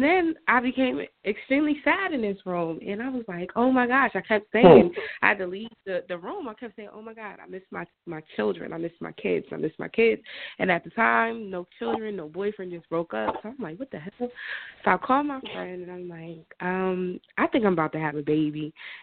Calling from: New Jersey, United States; I'm going from Jersey.

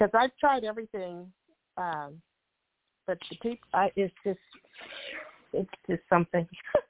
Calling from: California, United States

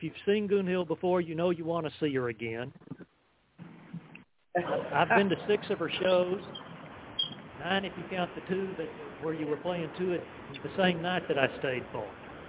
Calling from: United States; I'm calling from Washington.

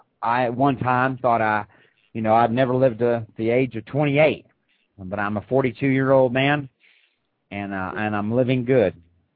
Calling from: Crossville, Tennessee, United States; I'm calling from Crossville, Tennessee.

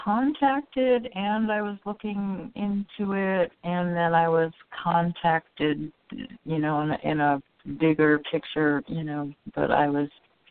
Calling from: Oregon, United States; I'm calling from Oregon.

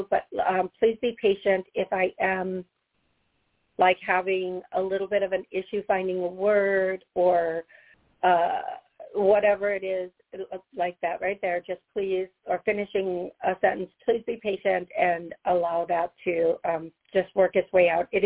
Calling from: Howard, Wisconsin, United States; … and from Howard, Wisconsin.

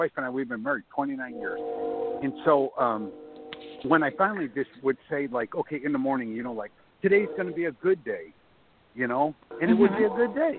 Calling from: Florida, United States; I'm calling from Florida.

